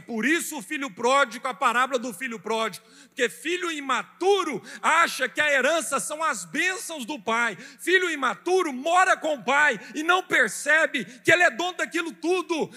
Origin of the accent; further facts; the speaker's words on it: Brazil; como brasileiros